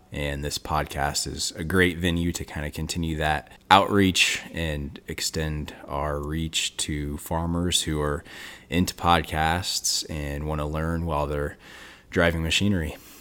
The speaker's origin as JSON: {"language": "English", "region": "Western Illinois", "country": "United States", "tie": "born or raised there", "said": "I grew up in Western Illinois"}